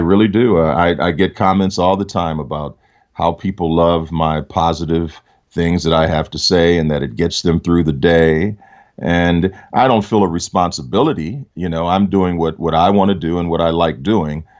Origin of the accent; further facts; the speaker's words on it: Detroit, Michigan, United States; I grew up in Detroit.